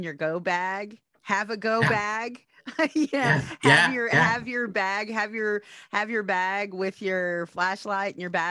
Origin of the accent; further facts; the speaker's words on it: Oklahoma, United States; I grew up here in Oklahoma